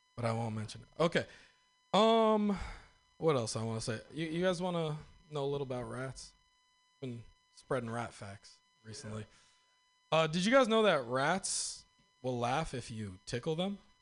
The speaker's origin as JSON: {"language": "English", "region": "Northern California", "country": "United States", "said": "I'm from Northern California"}